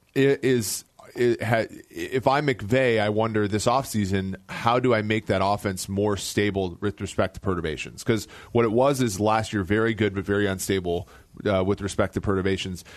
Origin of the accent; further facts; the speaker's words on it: Midwest, United States; Growing up in the Midwest my whole life